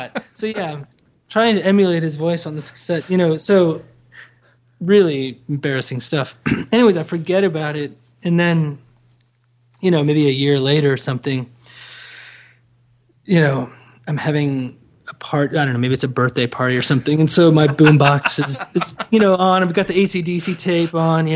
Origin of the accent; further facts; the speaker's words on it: Dubai, United Arab Emirates; moved away; I grew up in Dubai, and this is in the 80s